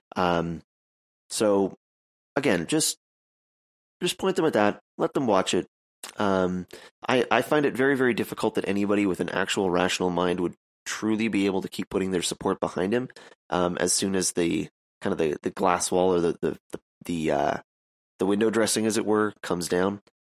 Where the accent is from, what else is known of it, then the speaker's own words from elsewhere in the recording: Canada; I'm Canadian.